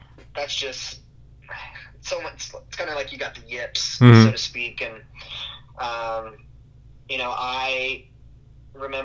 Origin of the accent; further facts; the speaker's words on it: Houston, Texas, United States; I was from Houston, and I went to a small private school, Second Baptist School in Houston